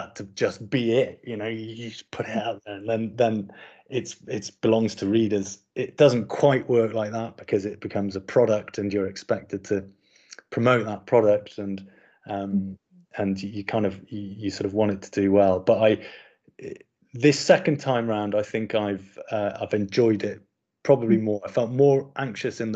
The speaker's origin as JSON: {"language": "English", "town": "Sunderland", "region": "North East England", "country": "United Kingdom", "tie": "born or raised there", "said": "I grew up in Sunderland, and so was kind of really, you know, familiar with the dialect"}